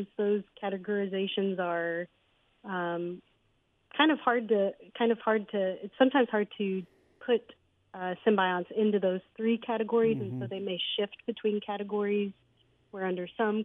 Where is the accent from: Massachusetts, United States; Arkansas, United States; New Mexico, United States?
Arkansas, United States; North Little Rock; also born or lived in Memphis, Tennessee / Jonesboro, Arkansas; I was born and raised in North Little Rock, Arkansas.